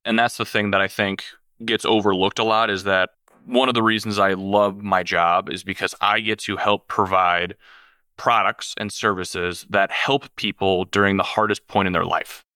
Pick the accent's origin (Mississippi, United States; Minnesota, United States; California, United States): Minnesota, United States; Minneapolis; I'm originally from the Minneapolis area. I grew up there my whole life.